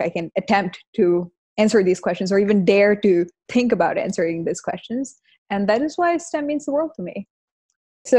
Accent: Kanpur, Uttar Pradesh, India; I'm from Kanpur in India

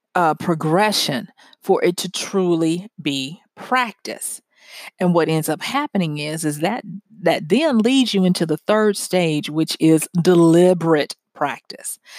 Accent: the South, United States; growing up in the South and church and all of that kinda stuff

